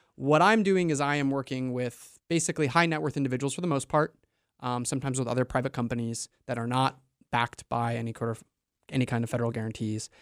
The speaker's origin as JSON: {"language": "English", "region": "New York", "country": "United States", "also_born_or_lived": "Maine", "moved": "as an adult", "lives_now": "Portland, Maine, United States", "said": "I'm from away. I'm originally from New York, and I went to college up here, and I drank the Kool-Aid and stuck around"}